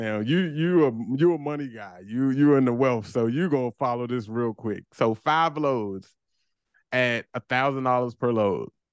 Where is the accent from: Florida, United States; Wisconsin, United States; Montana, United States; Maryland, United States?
Maryland, United States; Landover; moved away as an adult; also born or lived in Baltimore; me and my wife from the same neighborhood down, it's Landover, P G County